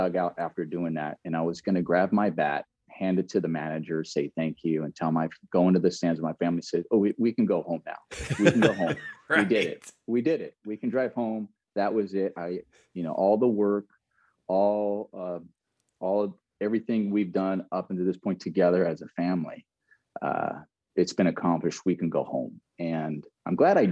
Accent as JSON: {"language": "English", "region": "Southern California", "country": "United States", "tie": "born or raised there", "said": "I grew up in Southern California."}